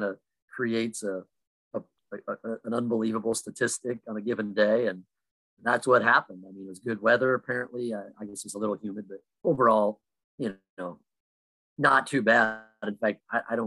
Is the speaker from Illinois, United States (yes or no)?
yes; Illinois, United States; I'm from Illinois